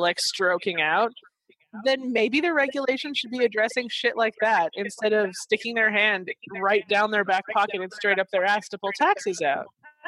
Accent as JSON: {"language": "English", "country": "Canada", "said": "I'm Canadian."}